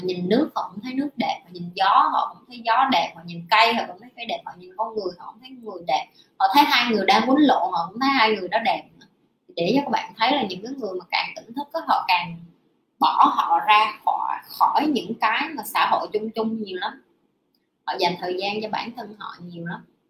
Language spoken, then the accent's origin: Vietnamese; Vietnam; also born or lived in Ho Chi Minh City